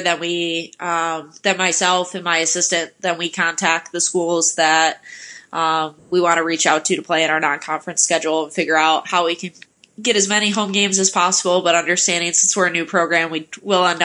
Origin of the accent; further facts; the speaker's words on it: Detroit, Michigan, United States; moved away as an adult; also born or lived in West Virginia / Kalamazoo; now in Marquette, United States; I was from the Detroit area